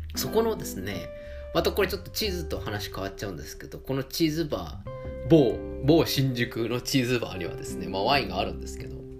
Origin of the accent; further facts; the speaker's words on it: Tokyo, Japan; 江戸っ子なんでね